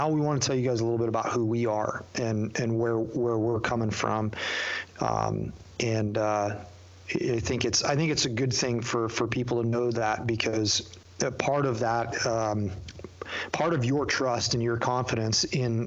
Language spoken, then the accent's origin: English; Youngstown, New York, United States; moved away; I grew up in Western New York in a tiny little town, called Youngstown, just north of Niagara Falls.